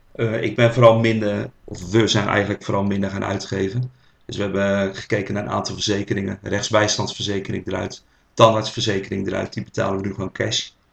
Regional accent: Rotterdam, South Holland, Netherlands; accent: Rotterdam; geboren in Rotterdam, zoals jullie wel kunnen horen aan mijn eh, accent.

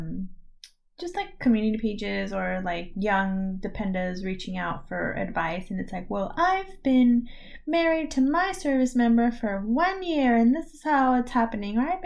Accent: United States; my stupid American card

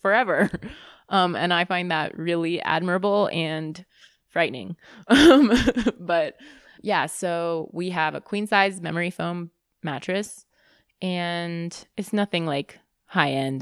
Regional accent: Bay Area, California, United States; also born or lived in Boston; I grew up in the Bay Area

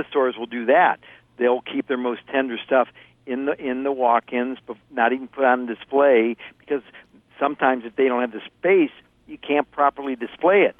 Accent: Ohio, United States; moved away; I grew up in Ohio

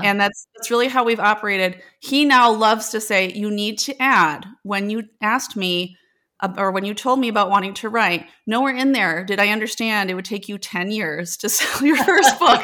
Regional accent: Janesville, Wisconsin, United States; So I'm originally from Janesville, Wisconsin

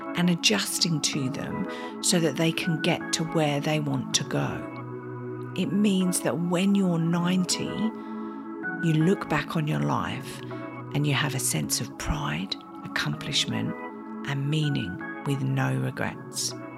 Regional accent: Australia; we're Australian

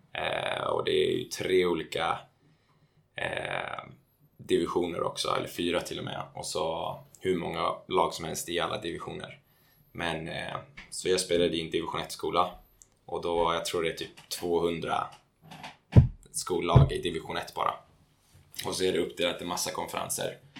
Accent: Täby, Stockholm County, Sweden; also born or lived in United States; mina grabbar hemma i Täby

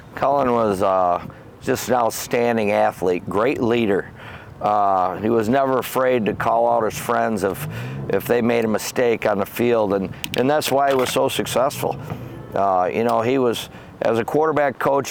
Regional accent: Howell, Michigan, United States; I grew up in Howell on a farm on Clyde Road

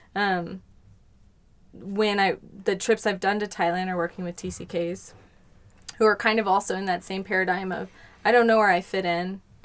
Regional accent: Colorado, United States; I grew up in Colorado

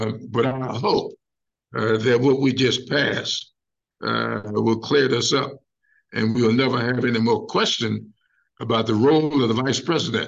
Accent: Sumter, South Carolina, United States; my hometown of Sumter

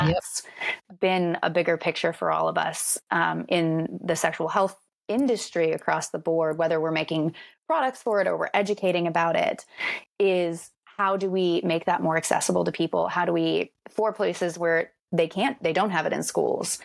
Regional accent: rural Florida, United States; I grew up in Florida, like rural Florida

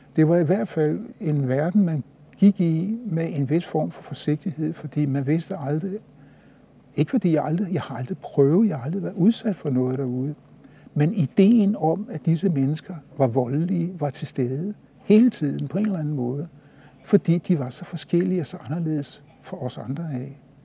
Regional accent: Copenhagen, Capital Region of Denmark, Denmark; det sprog, jeg havde fået indgivet herudefra, i den, det sted, hvor jeg voksede op

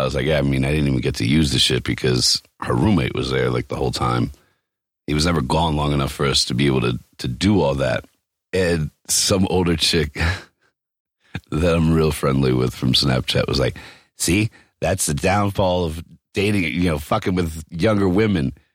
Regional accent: East Coast, United States; moved away; I grew up on the East Coast

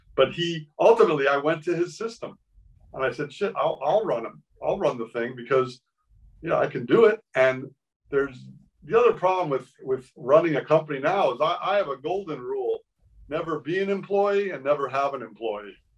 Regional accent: Miami, Florida, United States; moved away; I grew up in Miami

